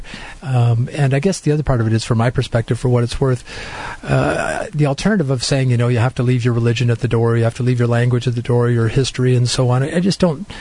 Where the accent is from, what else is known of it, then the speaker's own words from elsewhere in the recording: Canada; I'm so glad I'm Canadian